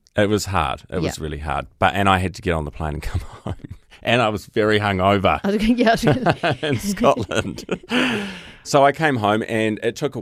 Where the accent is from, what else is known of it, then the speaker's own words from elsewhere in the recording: New Zealand; I'm gay from New Zealand.